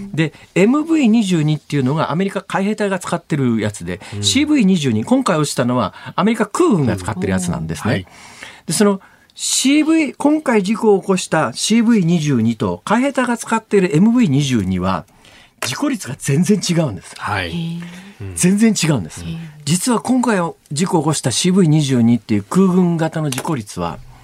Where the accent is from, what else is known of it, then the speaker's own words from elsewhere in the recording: Kansai, Japan; 私は関西から来てますから